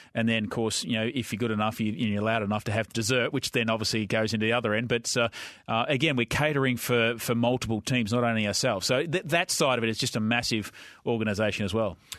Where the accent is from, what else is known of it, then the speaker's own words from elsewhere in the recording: Victoria, Australia; I grew up in Victoria